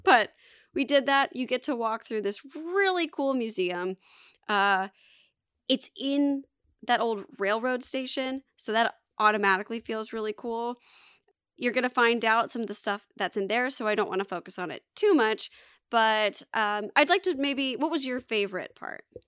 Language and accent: English; Alpharetta, Georgia, United States; live in Alpharetta for twenty years, where I'm from